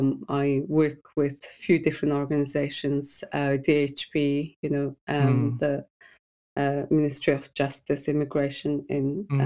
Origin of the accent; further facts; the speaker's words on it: Mongolia; first language Mongolian; English is a second language; Mongolian. We speak Mongolian.